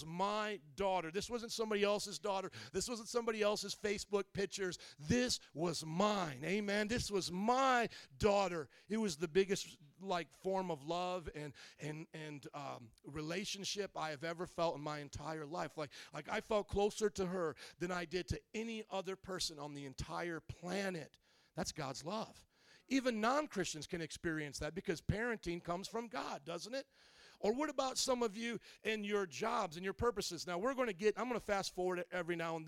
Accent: Indiana, United States; moved away as an adult; also born or lived in New Orleans; now in Chicago, United States; my hometown, from Indiana

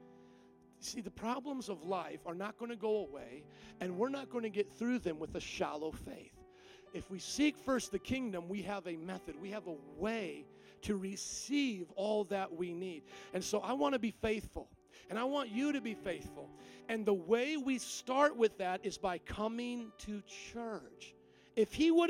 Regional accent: Midwest, United States; also born or lived in New Orleans, Louisiana; now in Chicago, United States; I actually was Midwestern, lived in New Orleans for 7 years and came back

